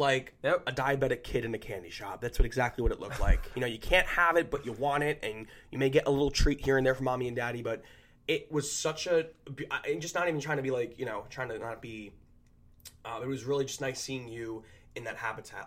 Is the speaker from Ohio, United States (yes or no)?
no; New Jersey, United States; we're from Jersey